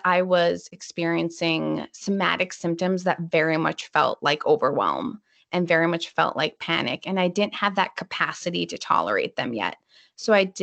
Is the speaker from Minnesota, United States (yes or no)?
yes; Minnesota, United States; I'm from Minnesota, so it's usually kind of cold.